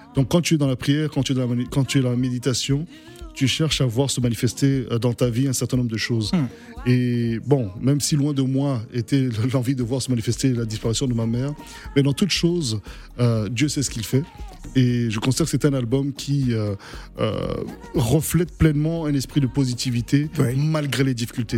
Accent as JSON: {"language": "French", "town": "Bria", "region": "Haute-Kotto", "country": "Central African Republic", "tie": "born or raised there", "moved": "yes", "said": "j'ai grandi à Bria, à l'est de, la, RCA"}